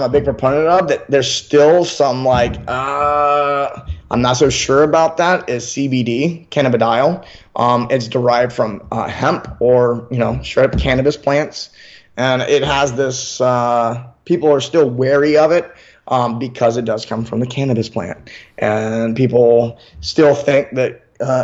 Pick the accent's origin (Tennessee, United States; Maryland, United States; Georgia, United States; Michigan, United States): Tennessee, United States; Memphis; now in California, United States; I'm from Memphis, Tennessee